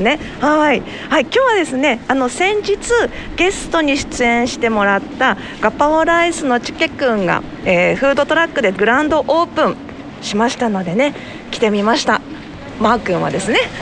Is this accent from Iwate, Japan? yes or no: yes; Iwate, Japan; now in Kitaakita, Japan; 私岩手県出身なので。うん、なので県外から来て